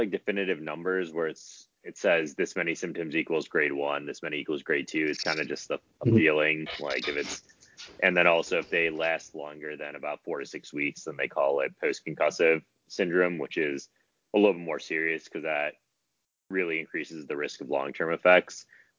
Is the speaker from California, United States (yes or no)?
no; Detroit, Michigan, United States; I'm from Detroit